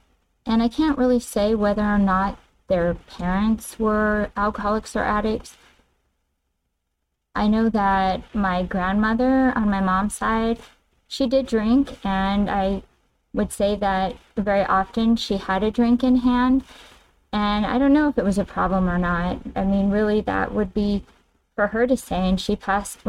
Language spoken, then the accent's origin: English; Carson, California, United States; now in Arizona, United States; I grew up in a city called Carson, which is in Southern California